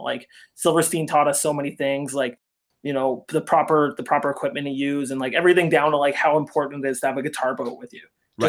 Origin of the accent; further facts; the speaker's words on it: Hamilton, Ontario, Canada; we're from Hamilton